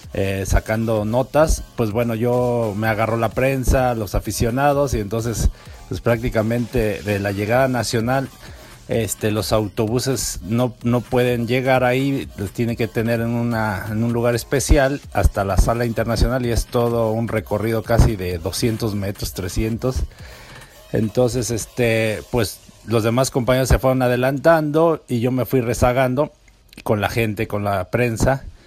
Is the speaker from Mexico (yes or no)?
yes; Texcoco, State of Mexico, Mexico; yo soy de Texcoco, Estado de México